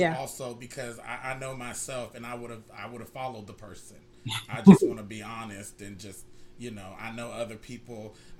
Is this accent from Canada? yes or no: yes; Canada; I'm Canadian also.